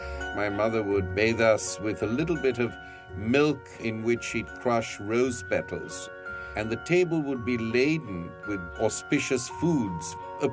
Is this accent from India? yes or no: yes; Mumbai, Maharashtra, India; I am a Parsi from Bombay.